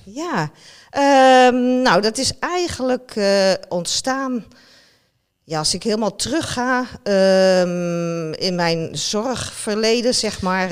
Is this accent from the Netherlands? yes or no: yes; Netherlands; als Nederlander